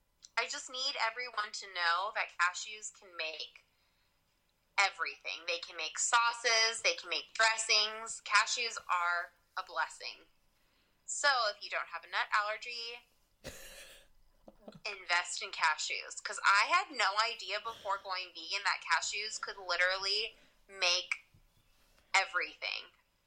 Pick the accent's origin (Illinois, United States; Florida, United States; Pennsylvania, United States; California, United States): California, United States; also born or lived in Louisiana; California. Even though I lived in Louisiana and I've lived everywhere else, but I guess I do sound like I'm from California.